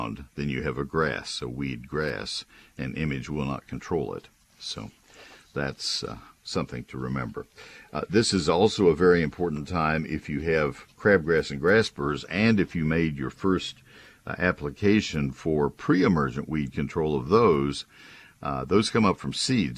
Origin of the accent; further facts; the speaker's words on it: Bryan-College Station, Texas, United States; also born or lived in San Antonio, Texas; My hometown of Bryan College Station